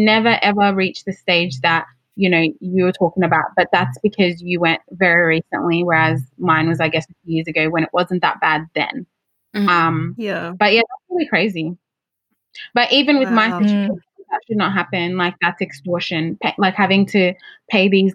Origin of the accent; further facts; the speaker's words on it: Melbourne, Victoria, Australia; also born or lived in Lagos, Nigeria; I was born in Lagos. Lagos, babe. Shout out to my hometown. And I came to Melbourne around 5, but I'm very much like, obviously, I'm Aussie now.